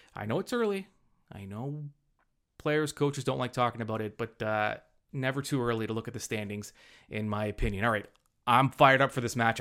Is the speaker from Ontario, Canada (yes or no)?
yes; Hamilton, Ontario, Canada; born and bred in Hamilton